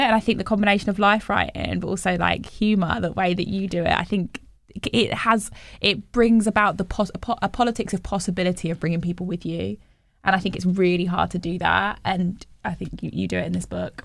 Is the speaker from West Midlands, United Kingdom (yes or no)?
yes; Bromsgrove, West Midlands, United Kingdom; I grew up in the West Midlands in, in a town called Bromsgrove